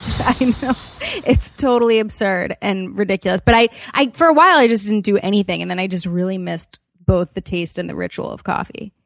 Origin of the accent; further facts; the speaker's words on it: Wilmington, Delaware, United States; also born or lived in Los Angeles; I grew up in Wilmington, Delaware